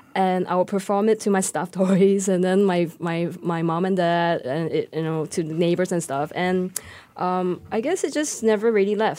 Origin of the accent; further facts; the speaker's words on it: Singapore; I am just Singaporean